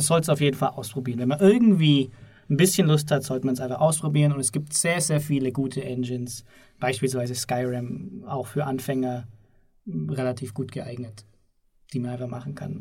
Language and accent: German; Southern Germany, Germany; ich komme aus Süddeutschland